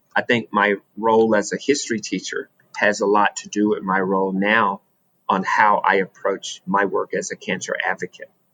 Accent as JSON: {"language": "English", "region": "Alabama", "country": "United States", "tie": "born or raised there", "said": "Growing up in Alabama, I went to segregated schools"}